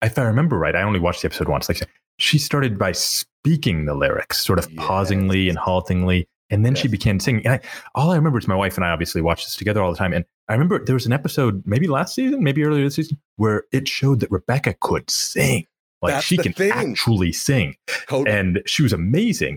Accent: Texas, United States; also born or lived in Pakistan; I'm Pakistani. I was born in Pakistan. I grew up in Texas

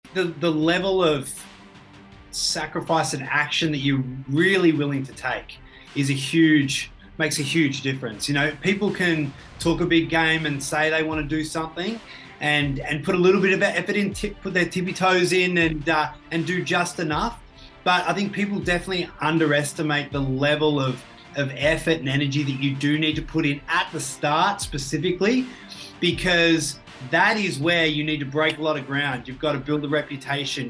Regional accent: Ballarat, Victoria, Australia; I grew up in Ballarat, so, uh, just out of Victoria in a, a country town

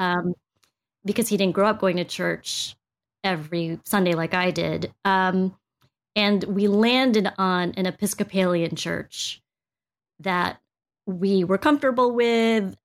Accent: United States; I was born here in the States

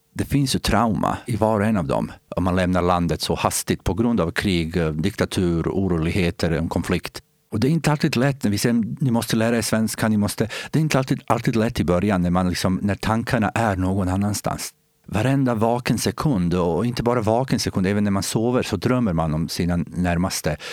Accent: Bosnia & Herzegovina; Swedish is a second language; moved away as an adult; also born or lived in Sweden; now in Eskilstuna, Sweden; Jag är bosnier i och med att jag kommer från den delen som idag heter bosnier, men, Bosnien-Hercegovina

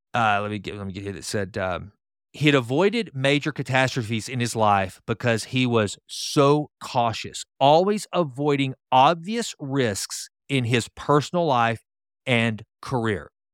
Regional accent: Sulphur Springs, United States; my small hometown of Sulphur Springs

